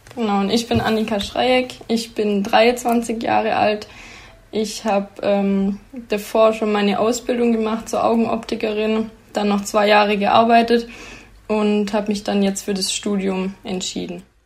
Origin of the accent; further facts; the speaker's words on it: near Sigmaringen, Danube valley, Baden-Württemberg, Germany; moved away as an adult; now in Aalen, Germany; ich komme ähm, aus der Nähe von Sigmaringen ähm, im Donautal